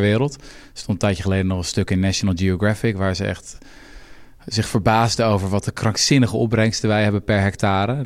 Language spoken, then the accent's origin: Dutch; Houten, Utrecht, Netherlands; Ik kom zelf uit Houten